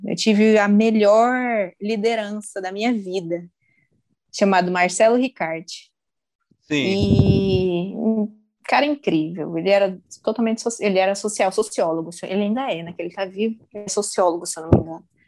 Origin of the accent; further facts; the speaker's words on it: Marabá, Pará, Brazil; moved away as an adult; also born or lived in interior of São Paulo state, Brazil; now in Portugal; Eu sou paulista, nasci do interior de São Paulo e o globo girou e eu parei em Marabá, no Pará. Lá eu fiz ensino fundamental, ensino médio